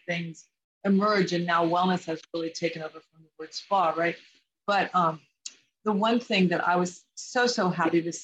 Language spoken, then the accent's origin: English; Midwest, United States; I was raised in the Midwest